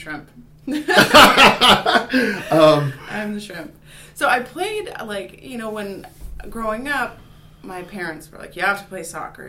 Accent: Seattle, Washington, United States; moved away as an adult; also born or lived in Burbank, California / Oakland, California; now in Walla Walla, United States; I am from Seattle, Washington.

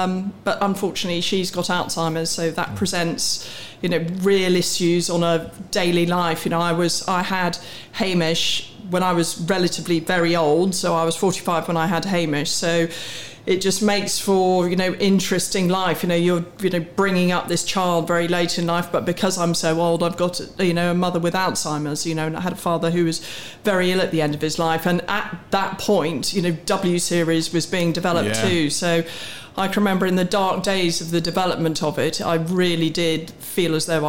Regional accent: Warwick, West Midlands, United Kingdom; I was born on a farm in Warwickshire. I went to school in Warwick. I have three siblings. I'm the youngest of four.

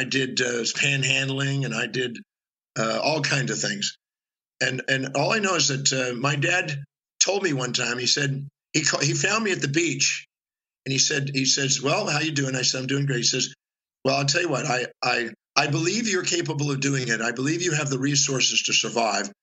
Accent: Houston, Texas, United States; also born or lived in Richmond, Texas; I made it through elementary school with the help of those three kids and a couple other ones. And then I moved from Houston, Texas to Richmond, Texas

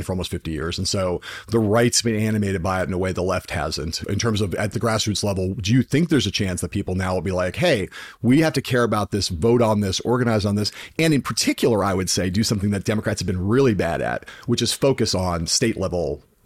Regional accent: Los Angeles, California, United States; I'm an LA dude

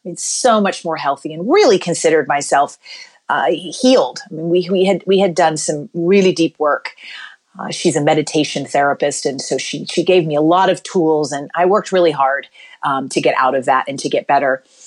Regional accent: Kentucky, United States; I grew up in Kentucky

